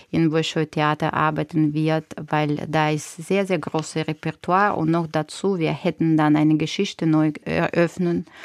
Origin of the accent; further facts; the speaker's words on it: Ukraine; German is a second language; Ich bin verpflichtet, das noch mehr machen, weil ich bin aus der Ukraine selbst, ne?